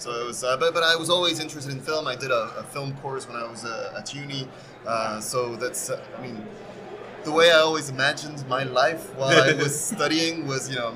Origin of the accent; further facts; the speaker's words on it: Poland; moved away; I'm half French, half Spanish, okay. But grew up in Poland, and now I just travel.